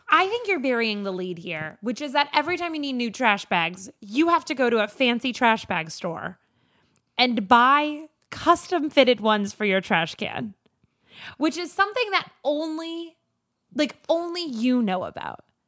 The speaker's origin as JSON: {"language": "English", "region": "rural Minnesota", "country": "United States", "tie": "born or raised there", "said": "in fifth grade at my rural Minnesota middle school"}